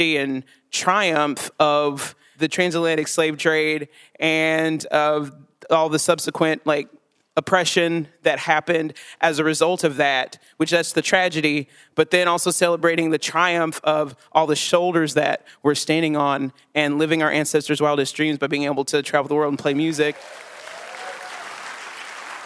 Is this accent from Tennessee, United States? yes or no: yes; Chattanooga, Tennessee, United States; born or raised there; moved away as an adult; now in Johnson City, United States